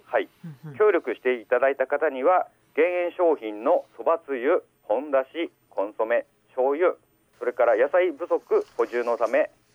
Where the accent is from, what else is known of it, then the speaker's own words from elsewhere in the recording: Higashidori, Aomori, Japan; also born or lived in Mutsu / Tokyo; 私はあの東通村出身で、はい、むず市内の高校卒業後